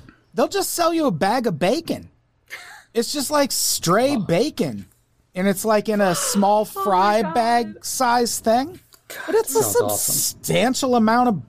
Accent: Illinois, United States; moved away as an adult; also born or lived in Madison, Wisconsin; now in Sioux Falls, United States; I grew up in Illinois, and the town I grew up in didn't have a Cheesecake Factory. I lived there till I was 19. Moved to Madison, Wisconsin.

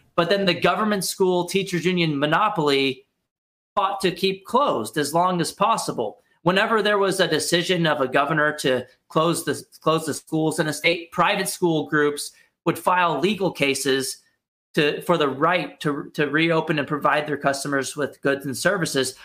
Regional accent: Texas, United States; moved away as an adult; also born or lived in Arkansas; now in Washington D.C., United States; I grew up in Texas

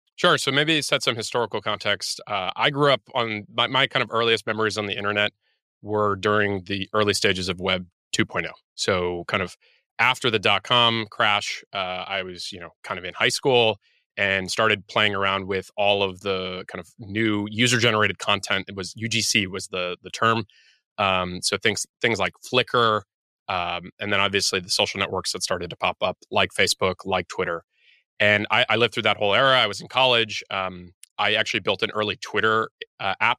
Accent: United States; I'm American

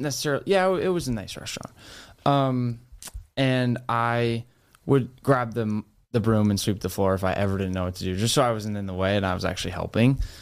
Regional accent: Rhode Island, United States; moved away as an adult; now in Boston, United States; I grew up in Rhode Island.

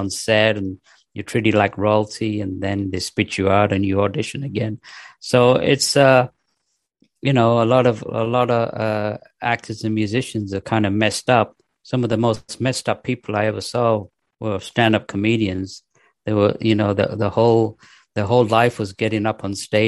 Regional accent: United Kingdom; moved away as an adult; also born or lived in Pakistan / Manchester area, England / London, England / Los Angeles, United States; now in North Carolina, United States; mostly I was raised in England, in the north of England, near Manchester till the age of 10. Then we moved to London and then went to high school in the east end of London

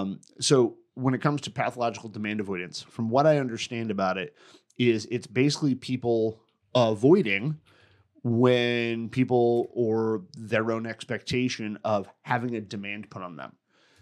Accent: Connecticut, United States; I grew up in Connecticut

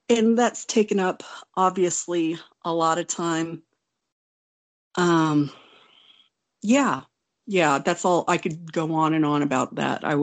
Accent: Wonju, Gangwon, South Korea; I was born in Wonju, South Korea. I'm uh, I'm Korean

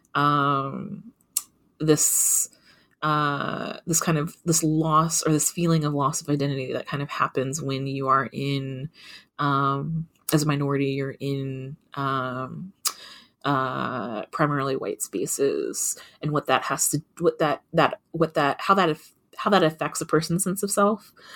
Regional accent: Kentucky, United States; I grew up in Kentucky. I grew up in a kind of a rural part of Kentucky

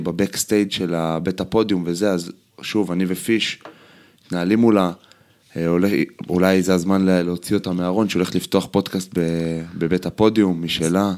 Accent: Israel; אנחנו ישראלים בסוף

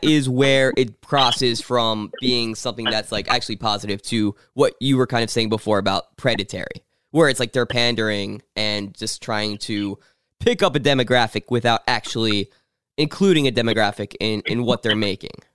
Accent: Pittsburgh, Pennsylvania, United States; moved away; I was born in Pittsburgh. I go there back a lot

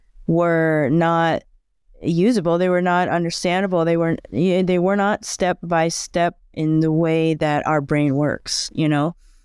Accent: Bangkok, Thailand; born there; I was born in Thailand, in Bangkok, but my family has moved around because my father was a diplomat.

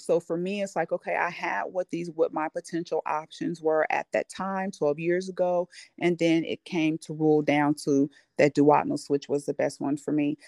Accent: California, United States; now in Georgia, United States; I'm from California and I'm in Georgia

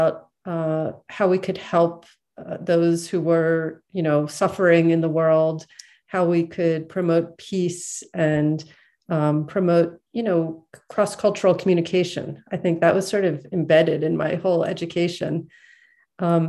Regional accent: Philadelphia, Pennsylvania, United States; I was born and grew up in Philadelphia

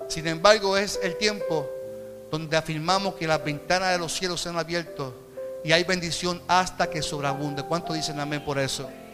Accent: Puerto Rico; como puertorriqueño

